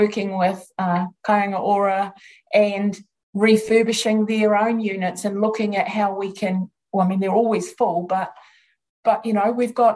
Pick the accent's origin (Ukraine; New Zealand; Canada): New Zealand